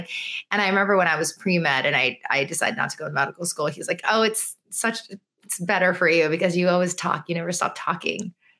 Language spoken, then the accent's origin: English; United States; parents only spoke Chinese and we would always speak back in English. And I think that is a very common first generation kid thing to do because I wanted to be American, you know? Yeah. And I was American